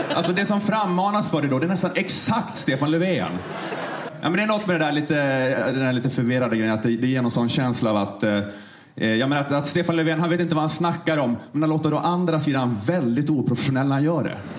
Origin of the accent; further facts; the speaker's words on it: Sweden; självkänslan man har som svensk